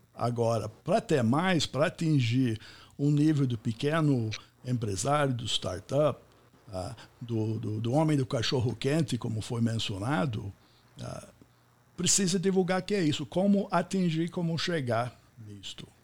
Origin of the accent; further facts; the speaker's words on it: United States; first language English; Portuguese is a second language; now in Campinas, Brazil; eu sou americano